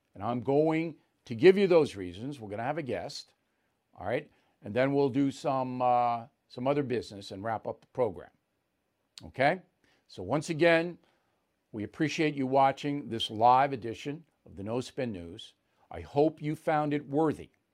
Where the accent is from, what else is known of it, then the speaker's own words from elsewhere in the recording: United States; I'm a proud American